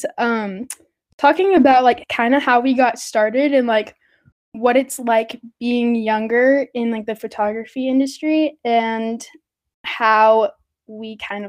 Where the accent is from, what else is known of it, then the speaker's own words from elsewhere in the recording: Southern California, United States; moved away as an adult; now in Boise, United States; I am originally from Southern California. I just moved to Boise, Idaho.